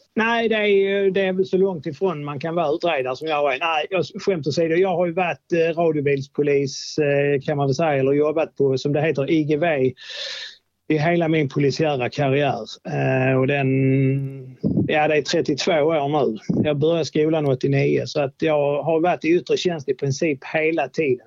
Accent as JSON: {"language": "Swedish", "town": "Åkarp", "region": "Skåne", "country": "Sweden", "tie": "born or raised there", "also_born_or_lived": "Lund / Trelleborg", "said": "jag är uppväxt eh, mellan Malmö och Lund i något som heter Åkarp."}